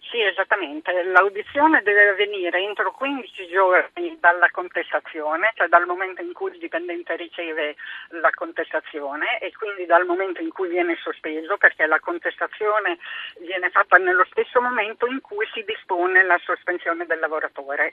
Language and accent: Italian; Emilia-Romagna, Italy; accent: Romagnol; io in realtà sono nata in Romagna